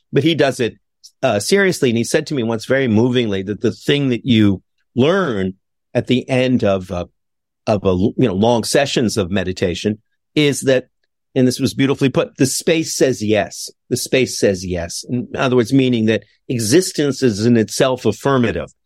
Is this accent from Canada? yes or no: yes; Montreal, Quebec, Canada; my hometown of Montreal